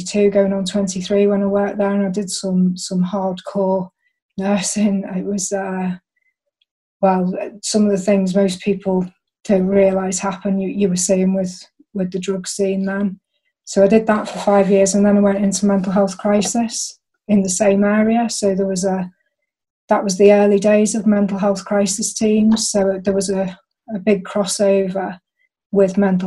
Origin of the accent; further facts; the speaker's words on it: the Wirral, North West England, United Kingdom; moved away; also born or lived in Chester; I'm from the Wirral originally